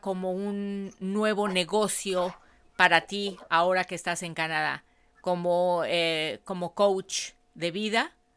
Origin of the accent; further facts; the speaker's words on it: Mexico City, Mexico; Miriam es como yo, las dos somos de la Ciudad de México